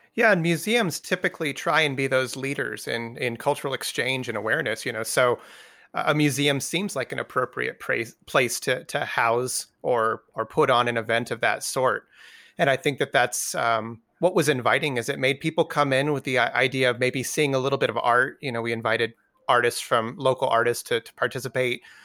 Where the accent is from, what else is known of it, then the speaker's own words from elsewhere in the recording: New Mexico, United States; moved away as an adult; also born or lived in Montana / Wyoming; I was originally from New Mexico, so I was raised here and then left when I went to college